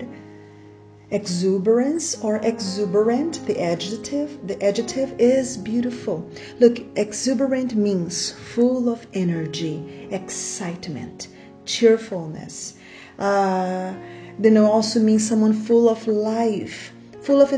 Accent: Brazil; first language Portuguese; English is a second language; I'm Brazilian, Portuguese is my first language

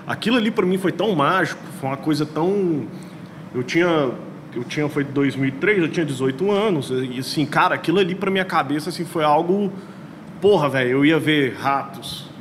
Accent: Goiânia, Goiás, Brazil; você é de onde? Goiânia

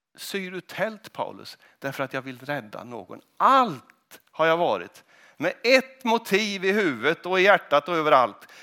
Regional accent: Kristinehamn, Värmland, Sweden; moved away as an adult; also born or lived in Mariestad; now in Huddinge, Sweden; när jag växte upp i Kristinehamn

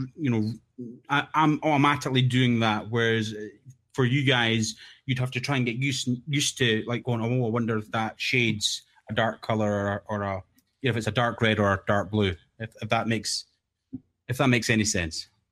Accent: Scotland, United Kingdom; I'm the Scottish guy that no one will understand

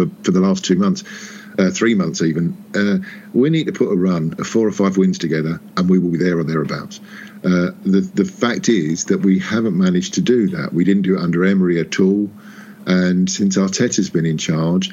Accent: Harlow, East of England, United Kingdom; moved away; I'm from a town called Harlow. Yeah. So yeah. I don't live there anymore, but that's where I'm from. That's where my mates are from. And you know, that's my home.

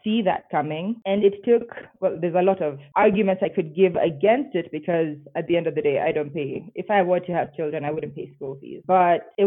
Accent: Nairobi, Kenya; moved away as an adult; now in Bogota, Colombia; I'm from Nairobi, Kenya. I don't currently live in Nairobi, Kenya. I live in Bogota in Colombia

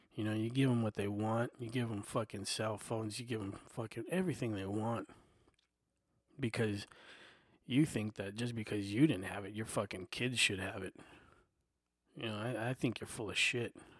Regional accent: United States; I'm an American. I was born right here.

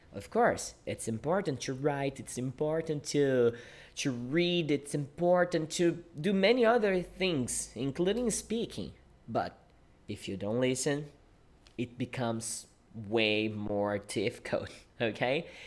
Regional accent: Brazil; English is a second language; I am a Brazilian English teacher. Yeah, I teach English and I live in Brazil.

